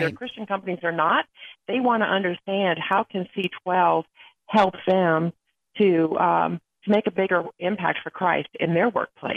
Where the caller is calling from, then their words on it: Atlanta, Georgia, United States; I'm calling in from Atlanta, Georgia.